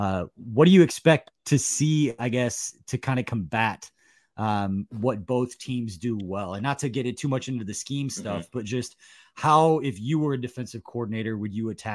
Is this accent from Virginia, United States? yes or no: no; Dallas, Texas, United States; I also grew up a Cowboys fan growing up in Dallas.